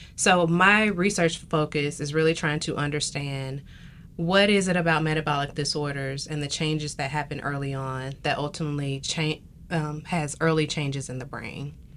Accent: Tuskegee, Alabama, United States; moved away as an adult; now in South Carolina, United States; I am from Tuskegee, Alabama

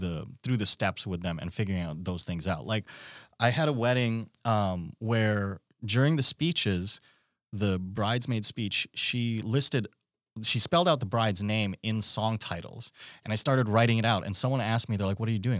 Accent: Philippines; now in Alaska, United States; I'm from the Philippines originally

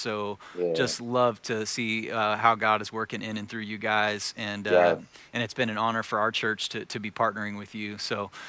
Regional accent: Joplin, Missouri, United States; I grew up in this town in Southwest Missouri

